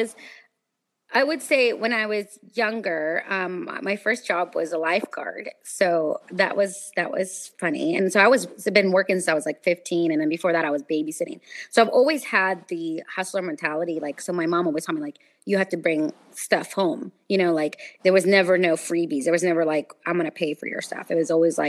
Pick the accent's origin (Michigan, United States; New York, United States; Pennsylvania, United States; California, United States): California, United States; Sacramento; moved away as an adult; now in Los Angeles, United States; I interned for the news locally in my hometown in Sacramento